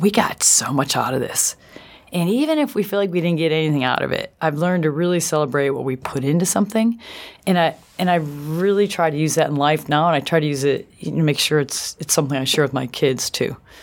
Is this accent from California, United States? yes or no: no; Buffalo, New York, United States; I grew up in Buffalo, New York, which I loved